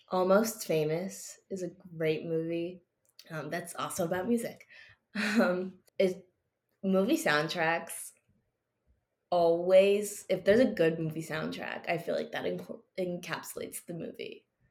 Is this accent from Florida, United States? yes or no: no; New Jersey, United States; also born or lived in Maryland; being in my home state